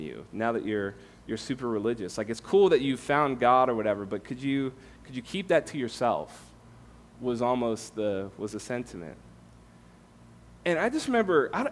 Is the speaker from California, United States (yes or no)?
yes; California, United States; moved away as an adult; also born or lived in Tampa, Florida; I'm from California, came to faith in Florida, Tampa, with InterVarsity